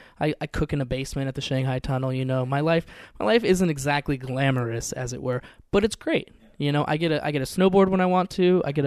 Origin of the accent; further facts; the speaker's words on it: Seattle, Washington, United States; now in Portland, United States; a whole group I grew up in Seattle, so a bunch of people in Seattle.